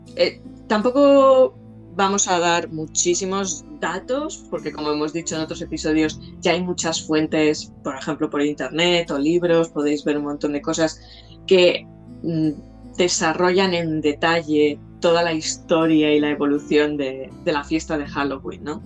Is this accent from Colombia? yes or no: no; Jaca, Aragon, Spain; moved away; de pequeña, cuando vivíamos en Jaca